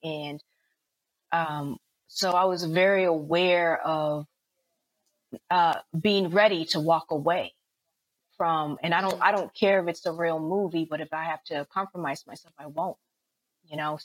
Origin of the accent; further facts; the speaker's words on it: the Bay Area, California, United States; now in Los Angeles, United States; I'm from the Bay Area